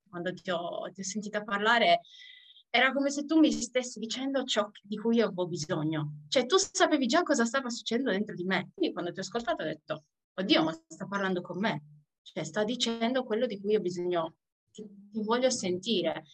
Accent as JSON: {"language": "Italian", "region": "Sardinia", "country": "Italy", "tie": "born or raised there", "moved": "yes", "said": "sono nata in Sardegna, ritornata in Sardegna dopo parecchi viaggi fuori per via della mia famiglia"}